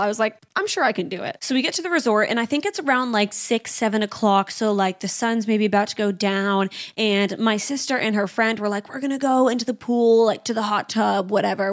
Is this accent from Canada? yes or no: yes; Canada; I'm from Canada, so we drive down to the States